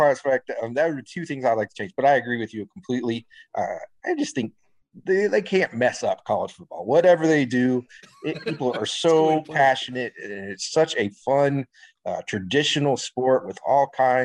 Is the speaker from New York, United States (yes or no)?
no; Oklahoma, United States; moved away; also born or lived in Louisiana; I grew up in Oklahoma. I'm a Sooner fan.